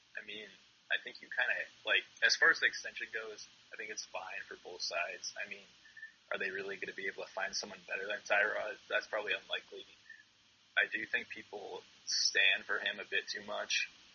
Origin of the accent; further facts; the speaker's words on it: Massachusetts, United States; growing up in Massachusetts